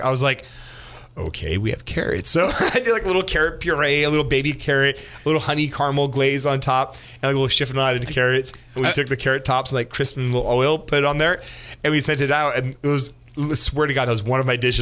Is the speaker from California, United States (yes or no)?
yes; Geyserville, California, United States; also born or lived in Healdsburg, California; I was born in Healdsburg, grew up in Geyserville, which is about 10 minutes north of Healdsburg.